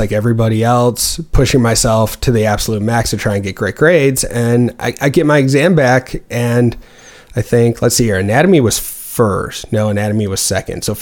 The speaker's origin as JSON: {"language": "English", "town": "Waunakee", "region": "Wisconsin", "country": "United States", "also_born_or_lived": "Missouri", "moved": "as an adult", "said": "I'm originally from Wanakee, Wisconsin, which is just north of Madison, about 10 miles"}